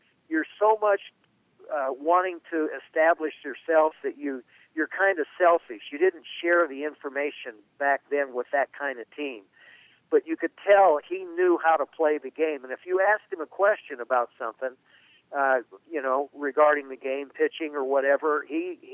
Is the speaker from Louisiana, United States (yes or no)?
no; Southern California, United States; I grew up in Southern California